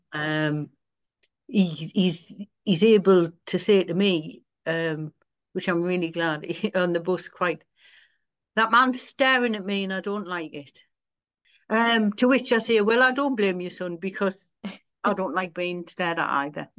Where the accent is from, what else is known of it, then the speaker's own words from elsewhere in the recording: Sunderland, North East England, United Kingdom; accent: local; I'm born and raised in Sunderland and, and, and that's, that's where I minister